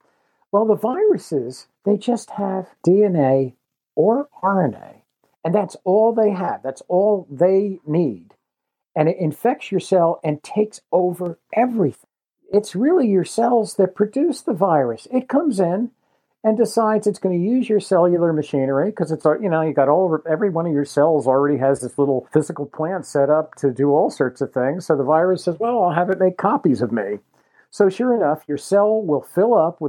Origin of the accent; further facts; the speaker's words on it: Jersey Shore, New Jersey, United States; I grew up on the Jersey Shore, kind of like where the rivers from the shore and the Pine Barrens, which stretch out across all of southern New Jersey, where they come together